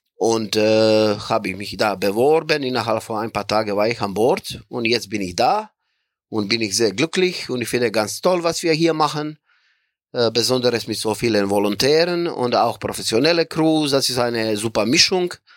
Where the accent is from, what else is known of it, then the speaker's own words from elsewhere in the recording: Croatia; moved away as an adult; also born or lived in Bremen, Germany; ich komme aus Kroatien